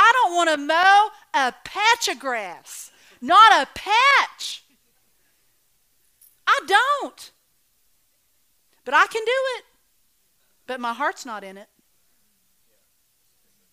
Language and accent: English; Oklahoma, United States; I was raised in Oklahoma